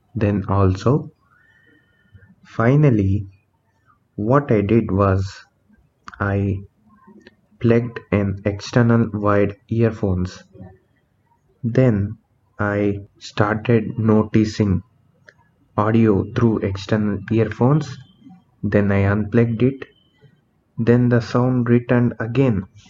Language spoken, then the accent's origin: English; India; I am from India